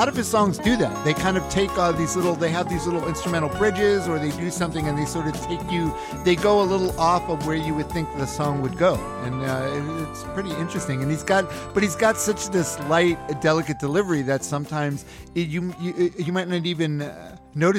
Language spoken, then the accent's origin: English; United States; as an American